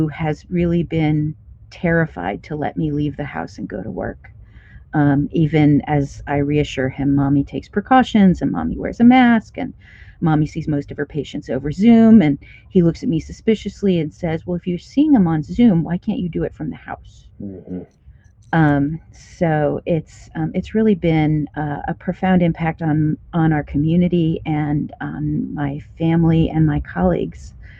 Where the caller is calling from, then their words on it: Kansas City, Missouri, United States; Yeah, so I'm in Kansas City, which Chiefs fans will know is at the border of Kansas and Missouri. I'm in Missouri right now